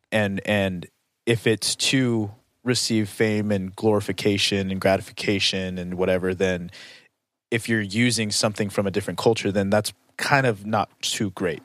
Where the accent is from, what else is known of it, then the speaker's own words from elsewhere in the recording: United States; I'm American